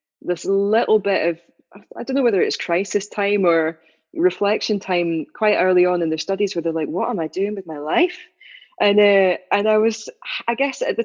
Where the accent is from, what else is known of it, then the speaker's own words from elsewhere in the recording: Dumfries and Galloway, Scotland, United Kingdom; where I was growing up in Dumfries and Galloway